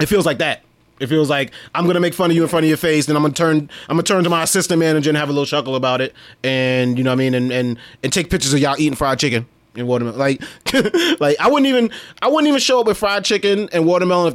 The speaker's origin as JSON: {"language": "English", "town": "New York City", "region": "New York", "country": "United States", "said": "we come from Brooklyn"}